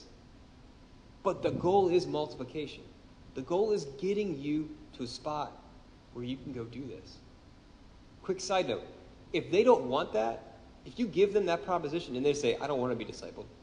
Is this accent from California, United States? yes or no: no; Baltimore, Maryland, United States; I'm from Baltimore. I'm one of the few of you people who stayed